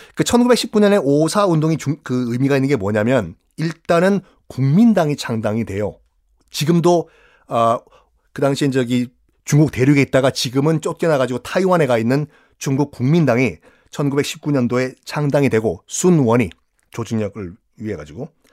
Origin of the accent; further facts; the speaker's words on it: Busan, South Korea; 전 고향이 부산이고